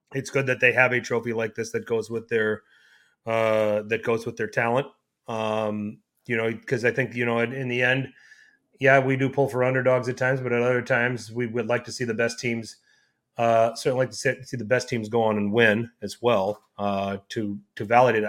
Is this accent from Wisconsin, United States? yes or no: yes; Milwaukee, Wisconsin, United States; I'm from Milwaukee